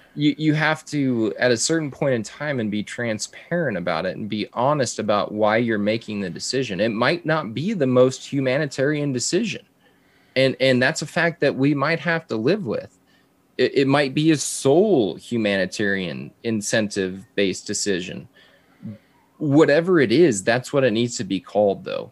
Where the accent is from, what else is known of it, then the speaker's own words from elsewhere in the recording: South Texas border, United States; growing up on the South Texas border